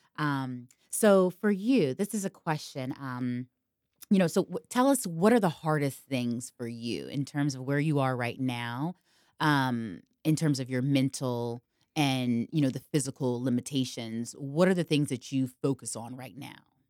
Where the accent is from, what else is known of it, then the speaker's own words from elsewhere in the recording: Virginia, United States; now in New York, United States; I'm from Virginia